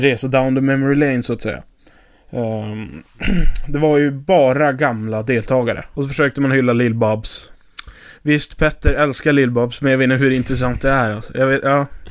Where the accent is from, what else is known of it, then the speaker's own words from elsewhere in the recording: Piteå, Norrbotten County, Sweden; moved away as an adult; now in Gothenburg, Sweden; Piteå, born and raised